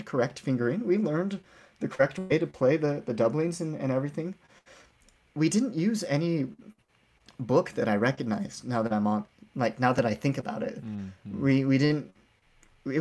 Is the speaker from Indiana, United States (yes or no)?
no; Ogden, Utah, United States; I grew up in Ogden. I am a Ben Lomond alumni